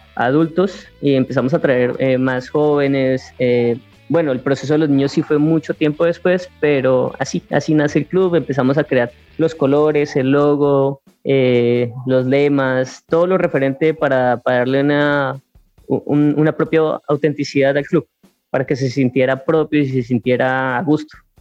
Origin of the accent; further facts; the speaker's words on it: Arauca, Colombia; en nuestra región, en Arauca